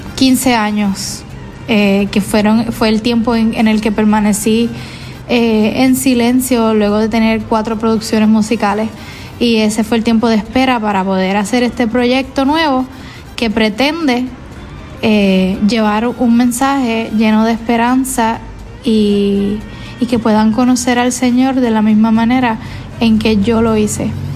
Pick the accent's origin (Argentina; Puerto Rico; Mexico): Puerto Rico; yo soy una, una joven puertorriqueña